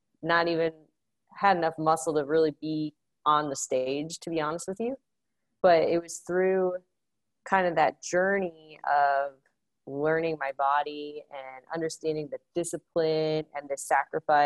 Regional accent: Bowling Green, Ohio, United States; moved away as an adult; also born or lived in Indiana / Grand Island, Nebraska; now in Atlanta, United States; growing up in Northwest Ohio outside of Bowling Green.

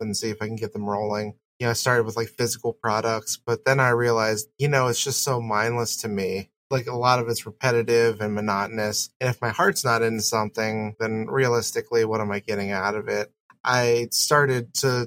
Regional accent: Ohio, United States; Just a simple Midwest boy. I was born and raised in Ohio

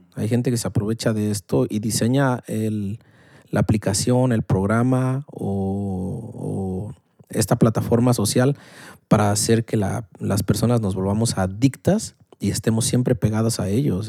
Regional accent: Mexico; la clásica familia mexicana

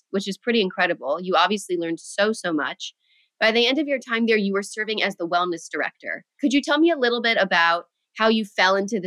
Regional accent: United States

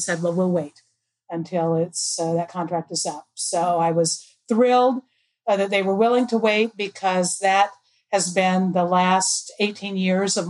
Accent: Arizona, United States; moved away; I'm from Arizona originally

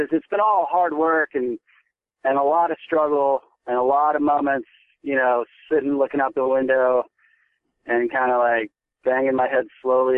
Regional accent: Kentucky, United States; I grew up in Kentucky

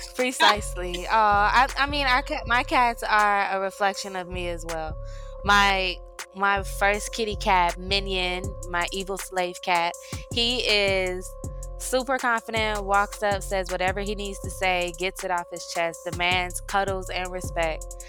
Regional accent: University City, Missouri, United States; moved away as an adult; now in Georgia, United States; I'm originally from St. Louis, Missouri, the Show Me State. U City. Mm-hmm. So I moved down to Georgia about 10 years ago

